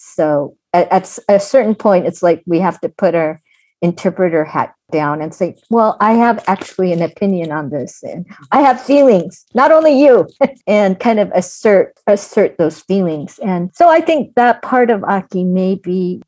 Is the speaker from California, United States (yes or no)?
yes; Pasadena, California, United States; I'm from Pasadena